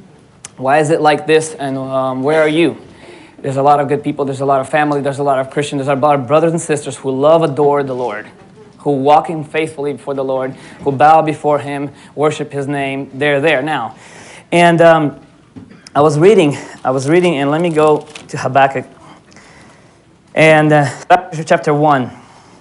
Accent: Atlanta, Georgia, United States; moved away as an adult; also born or lived in Odesa, Ukraine / Florida, United States; now in Alaska, United States; I grew up in Atlanta 10 years. Then I moved to Florida

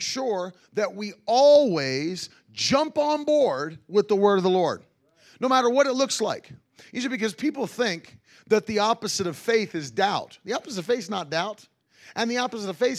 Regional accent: West Virginia, United States; moved away; growing up in West Virginia

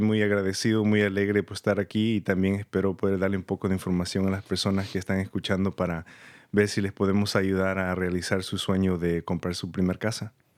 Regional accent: San Rafael, California, United States; born or raised there; moved away as an adult; also born or lived in El Salvador / Santa Rosa, California; now in Petaluma, United States

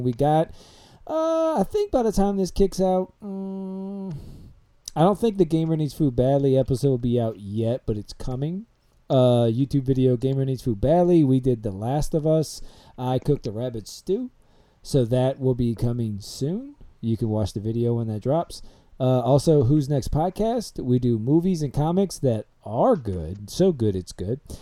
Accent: New Orleans, Louisiana, United States; I am from New Orleans

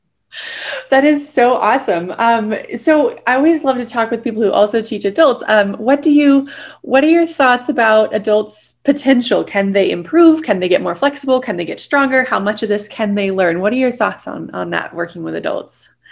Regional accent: San Diego, California, United States; moved away; also born or lived in New York City; I grew up in San Diego where I started my life and then moved to New York City.

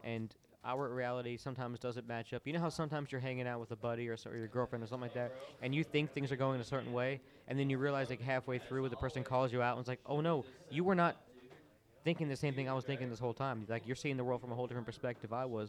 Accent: Orlando, Florida, United States; I grew up in Orlando

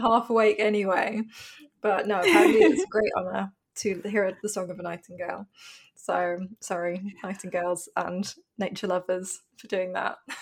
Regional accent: London, United Kingdom; I grew up in London

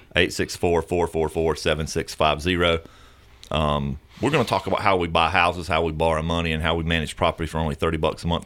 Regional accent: the South, United States; we're from the South

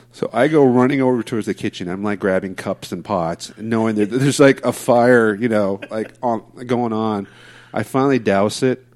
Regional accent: Diamond Bar, California, United States; now in Placentia, United States; I grew up uh, Diamond Bar for most of my life

